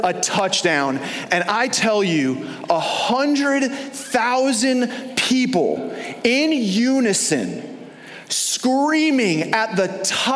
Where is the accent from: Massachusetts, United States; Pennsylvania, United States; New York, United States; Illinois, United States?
New York, United States; now in Florida, United States; growing up in New York, we didn't really have any pro teams or college teams to root for